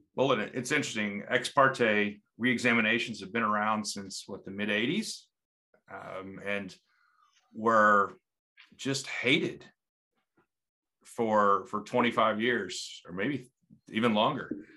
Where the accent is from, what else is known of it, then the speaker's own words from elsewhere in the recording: Texas Panhandle, United States; my, my life growing up in the Panhandle of Texas